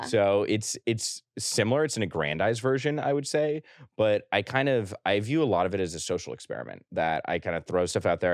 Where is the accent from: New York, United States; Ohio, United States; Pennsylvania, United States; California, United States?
New York, United States; I say New York